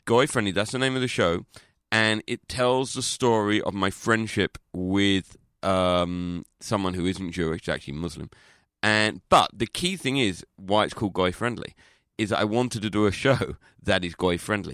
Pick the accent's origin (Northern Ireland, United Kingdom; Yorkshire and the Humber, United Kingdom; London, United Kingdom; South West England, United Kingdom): London, United Kingdom; I'm not from Liverpool, I'm from London